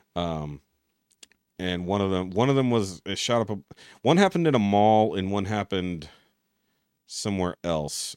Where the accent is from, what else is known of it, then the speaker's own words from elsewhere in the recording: Texas, United States; as a Texan